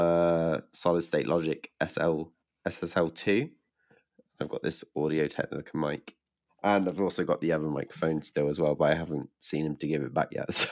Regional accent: England, United Kingdom; from England

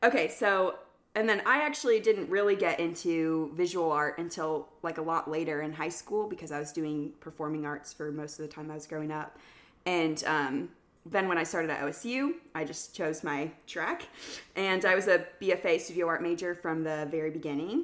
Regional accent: Kansas City, United States; I grew up in Kansas City

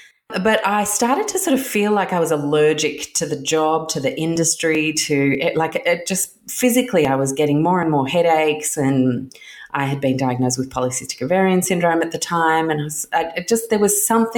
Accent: Chicago, Illinois, United States; also born or lived in London; When I was born in London in the mid-70s, and we moved to Chicago when I was one, and we lived in Chicago in the late 70s.

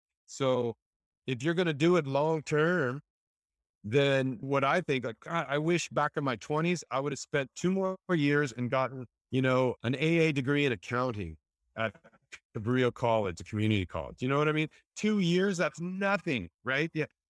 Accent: Santa Cruz, California, United States; also born or lived in San Diego; I grew up in Santa Cruz. I was a little surf rat, surf jock, maybe. I moved to Southern California

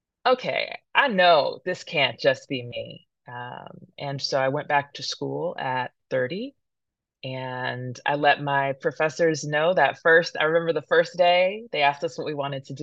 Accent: Modesto, California, United States; also born or lived in San Francisco, California / Oakland, California; I was born in San Francisco, California. My parents lived along Lake Merritt. My dad passed when I was quite young, and we ended up in Modesto, California

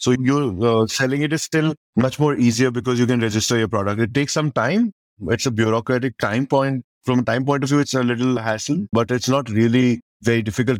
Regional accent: Chhattisgarh, India; And then we're from Chhattisgarh and nobody expects a beer coming out of Chhattisgarh. We are that remote part of the country where we will only don't expect world-class product or brands to come out.

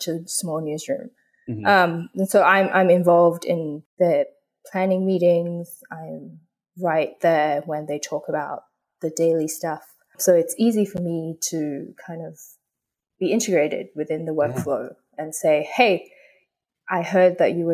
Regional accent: Australia; also born or lived in Hong Kong; I was born in Hong Kong, but I grew up in Australia.

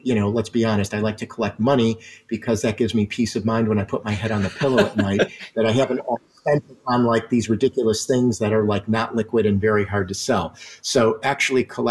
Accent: Detroit, Michigan, United States; moved away; being from Detroit originally, which is, you know, my hometown

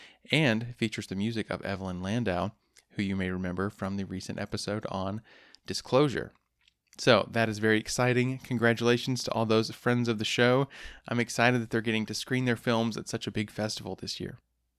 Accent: Van Buren, Arkansas, United States; moved away; I grew up in Van Buren, just outside of Fort Smith, so this is my old stomping grounds.

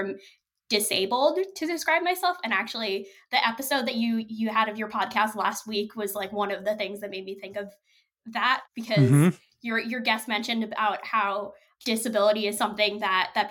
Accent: New York City, New York, United States; I grew up in Brooklyn

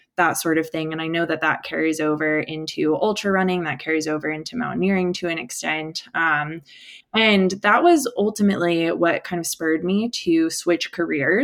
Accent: Virginia, United States; moved away; also born or lived in Colorado; I grew up in the Appalachians in a hiking family

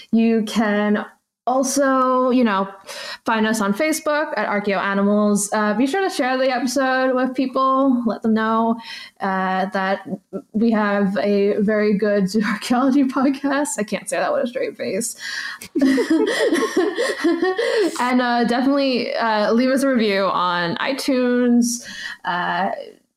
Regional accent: United States; I'm very American

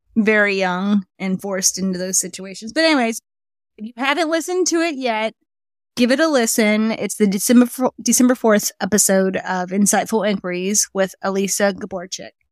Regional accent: United States; we're American

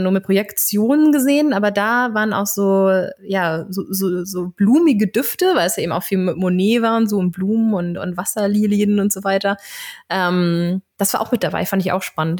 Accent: Germany; ich bin natürlich auch ähm, an der Ostseeküste aufgewachsen

